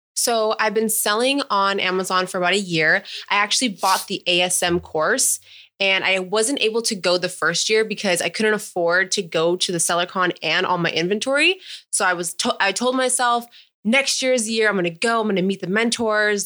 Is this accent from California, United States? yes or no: yes; Palm Springs, California, United States; also born or lived in Menifee, California; I grew up in Palm Springs, and then I graduated high school in Menifee, California.